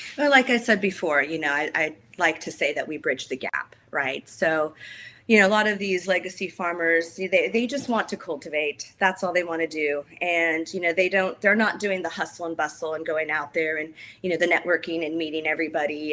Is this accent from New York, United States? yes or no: no; Healdsburg, California, United States; I was born and raised in Healdsburg, which is wine country